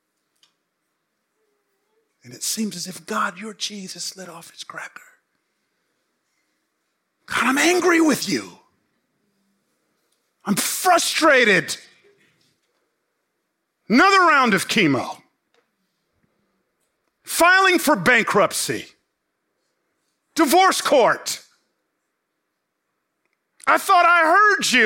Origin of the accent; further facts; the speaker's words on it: Atlanta, Georgia, United States; also born or lived in College Park, Georgia / Memphis; I grew up in Atlanta